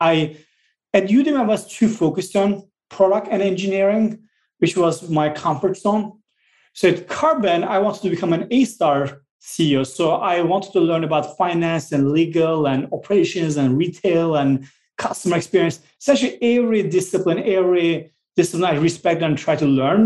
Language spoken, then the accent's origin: English; Southeastern Anatolia, Turkey; now in United States; I grew up in a very small village called Drulova in the southeast part of Turkey, really mountainous, rural area